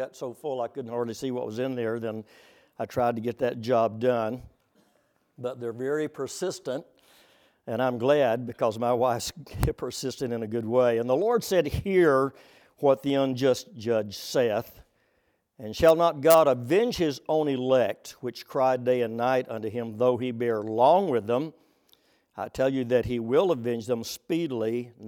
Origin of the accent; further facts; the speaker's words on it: Oklahoma, United States; Oh, by the way, since I'm from Oklahoma, the plains of Oklahoma, I was going to bring you greetings